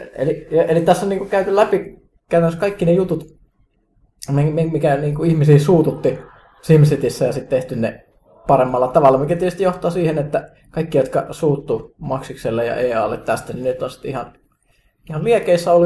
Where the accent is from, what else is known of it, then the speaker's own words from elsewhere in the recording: Kajaani, Kainuu, Finland; mun kotikaupunkini Kajaanin